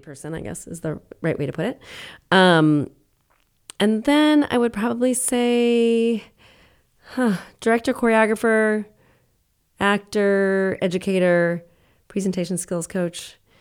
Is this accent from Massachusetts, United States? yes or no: yes; Worcester, Massachusetts, United States; I grew up in Worcester